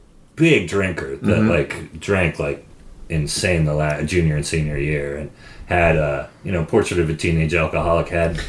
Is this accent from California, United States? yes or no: yes; Sonoma, California, United States; born or raised there